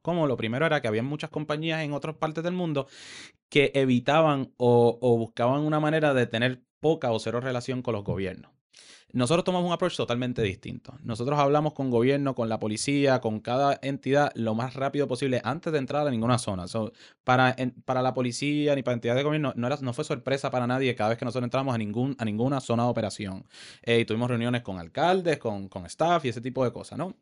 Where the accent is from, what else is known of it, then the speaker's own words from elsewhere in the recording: Caguas, Puerto Rico; moved away as an adult; also born or lived in San Francisco; yo crecí en Caguas